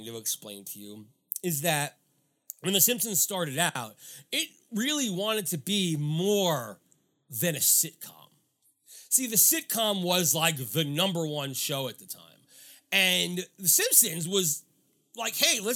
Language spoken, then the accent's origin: English; New York, United States; I grew up in New York